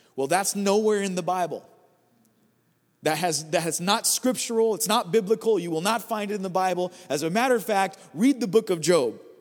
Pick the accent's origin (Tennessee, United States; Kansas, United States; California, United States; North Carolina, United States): California, United States; I'm just from California